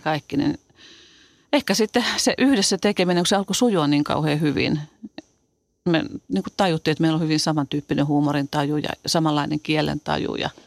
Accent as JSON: {"language": "Finnish", "town": "Tampere", "region": "Pirkanmaa", "country": "Finland", "tie": "born or raised there", "also_born_or_lived": "Helsinki", "said": "asuttiin Tampereella. Synnyttiin kylläkin Helsingissä ja mä olin kaksivuotias, kun me muutettiin Tampereelle"}